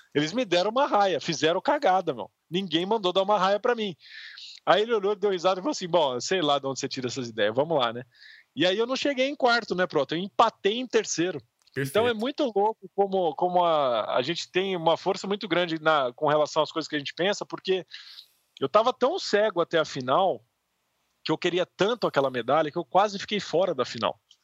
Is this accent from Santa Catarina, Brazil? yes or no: no; Piracicaba, São Paulo, Brazil; quando eu era moleque lá em Piracicaba